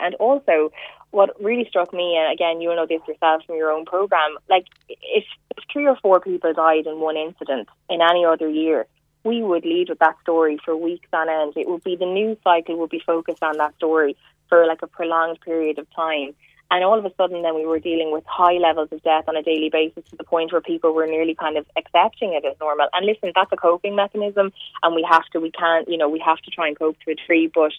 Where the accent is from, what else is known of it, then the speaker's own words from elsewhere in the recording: Cork, Munster, Ireland; born there; I was born in Cork. I was born in Cork, and my mom is Cork and my dad's Waterford. My parents live in Waterford.